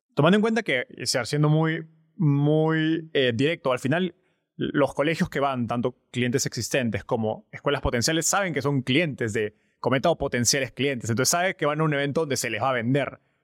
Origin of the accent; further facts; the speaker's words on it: Peru; somos dos peruanos, estamos en Perú ahorita